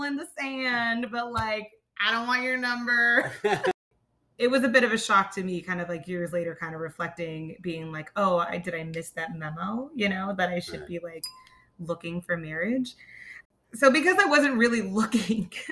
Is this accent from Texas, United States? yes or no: no; Myrtle Beach, South Carolina, United States; Growing up in Myrtle Beach, that was interesting because, you know, my mother was British